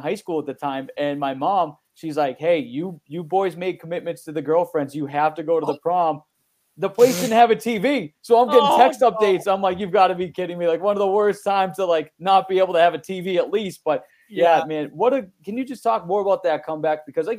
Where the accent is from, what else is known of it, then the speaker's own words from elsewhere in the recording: Boston, Massachusetts, United States; I'm actually from Boston